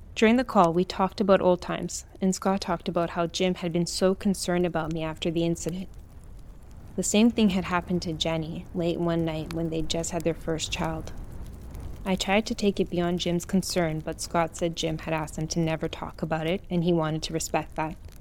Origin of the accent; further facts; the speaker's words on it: Brazil; moved away; my home country of Brazil